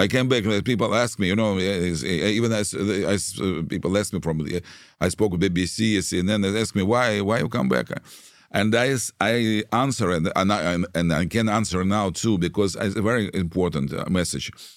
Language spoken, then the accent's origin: English; Saint Petersburg, Russia; English is a second language; moved away as an adult; also born or lived in Israel; now in Kyiv, Ukraine; I was born in Russia. I was born in Leningrad. And at f-, first twenty years I lived there